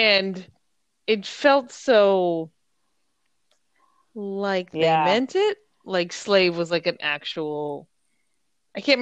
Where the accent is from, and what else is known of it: United States